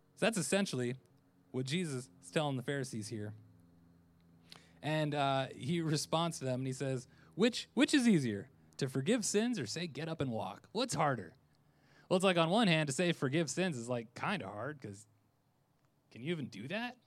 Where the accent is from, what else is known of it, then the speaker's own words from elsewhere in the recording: Orlando, Florida, United States; I'm from Orlando